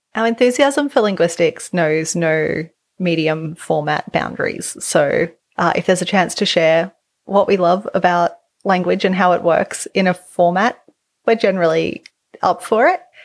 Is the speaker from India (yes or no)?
no; Australia; accent: Australian English; as an Australian English speaker, I don't have R's at the end of words